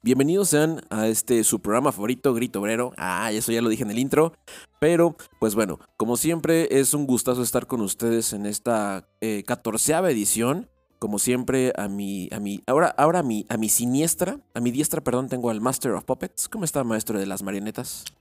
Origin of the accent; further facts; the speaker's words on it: Querétaro, Mexico; yo soy de Querétaro